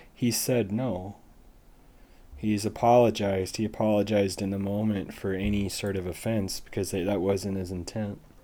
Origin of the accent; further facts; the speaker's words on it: United States; as an American